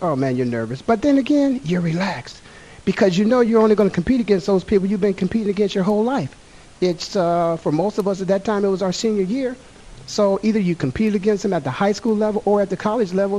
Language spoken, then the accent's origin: English; Canton, Ohio, United States; moved away; Canton, Ohio, my hometown